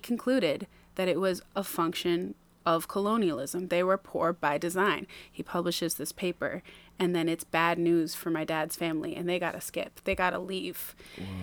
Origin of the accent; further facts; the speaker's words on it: Maine, United States; also born or lived in New Jersey / Tampa, Florida; we moved here in January, 1995